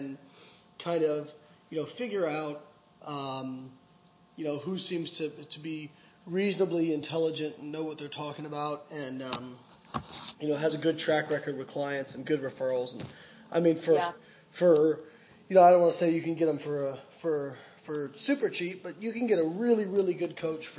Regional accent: Evansville, Indiana, United States; moved away; also born or lived in Florida; my hometown of Evansville

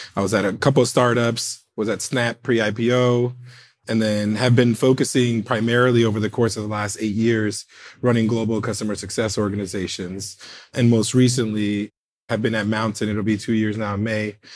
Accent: United States; I'm first American born family member

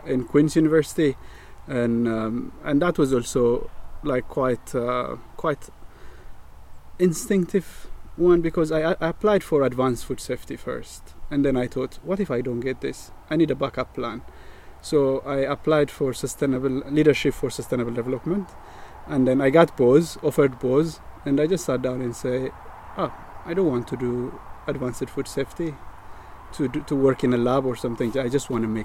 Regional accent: Addis Ababa, Ethiopia; moved away as an adult; now in Northern Ireland, United Kingdom; I am born and raised in Ethiopia, and in the capital city in Addis

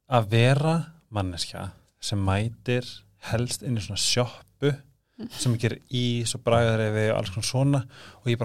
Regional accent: Reyðarfjörður, Eastern Region, Iceland; moved away; ég er frá reyðaferði

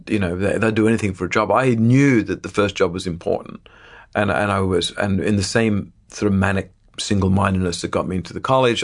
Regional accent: Sydney, New South Wales, Australia; moved away; I grew up in the northern beaches of Sydney in Australia

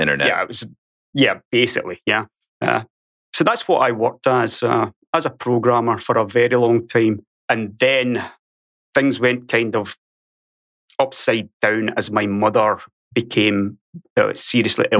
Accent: Ayrshire, west coast of Scotland, United Kingdom; accent: Scottish; moved away as an adult; now in Sweden; I was born on Ayrshire on the west coast of Scotland

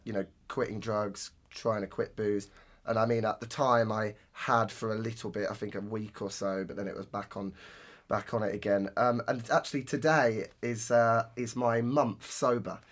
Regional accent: Northampton, East Midlands, United Kingdom; Roadmender in my hometown

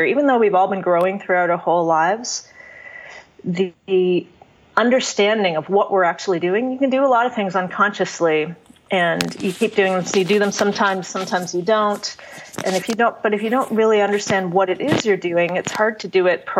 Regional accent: Canada; now in United States; I'm a Canadian living in the U.S.

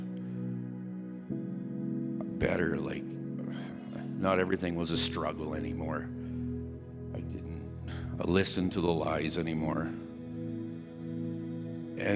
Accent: Ontario, Canada; I grew up in Ontario

